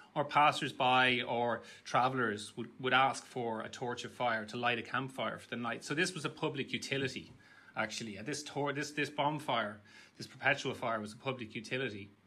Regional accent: Naas, Leinster, Ireland; I grew up in Nace

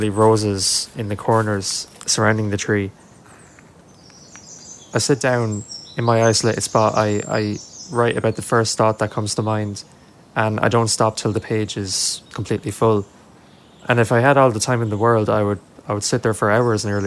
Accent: County Kilkenny, Leinster, Ireland; I'm 17 and I'm from County Kilkenny.

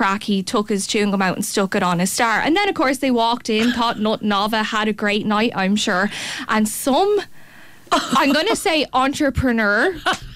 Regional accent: Ireland; as Irish people, we only know to make fun of each other

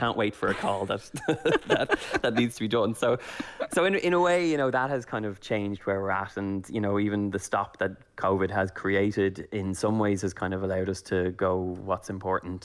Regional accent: Ireland; moved away as an adult; also born or lived in Los Angeles; as an Irish person

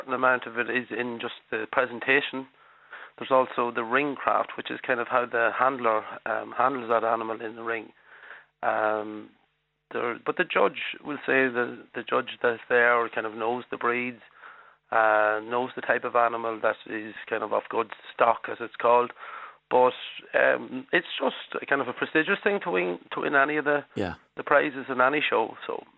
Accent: Arva, County Cavan, Ireland; I'm from Arva, County Cavan, so my local show is actually in Arva here

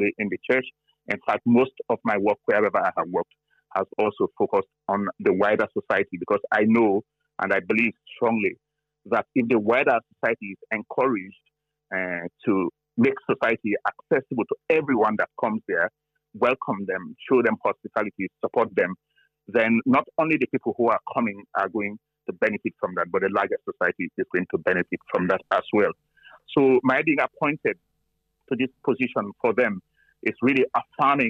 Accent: Sierra Leone; now in Ireland; I come from Sierra Leone in West Africa

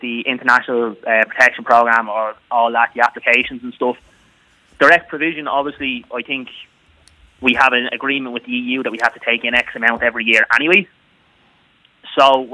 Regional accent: Lucan, Leinster, Ireland; now in Mullingar, Ireland; I'm originally from Lucan, yeah. I'm living in Mullingar

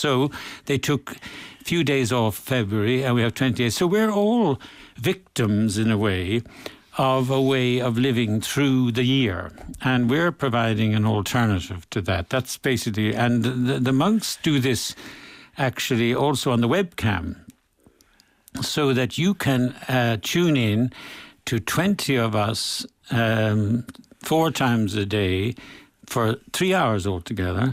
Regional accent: Limerick, Munster, Ireland; moved away; when I was at home, I came from Limerick myself, and in the 1950s and 60s

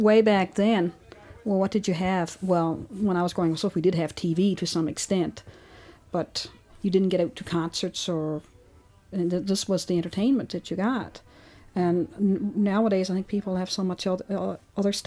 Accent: Brighton, Newfoundland and Labrador, Canada; from Brighton.

